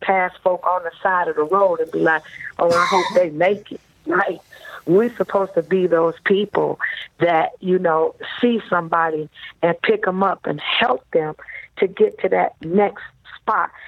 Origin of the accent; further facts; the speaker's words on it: Detroit, Michigan, United States; I grew up in Detroit, Michigan